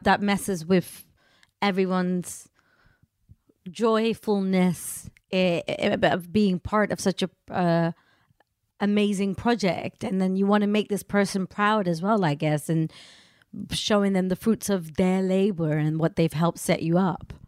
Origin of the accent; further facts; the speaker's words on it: Amsterdam, North Holland, Netherlands; I'm Indian, born and raised in Amsterdam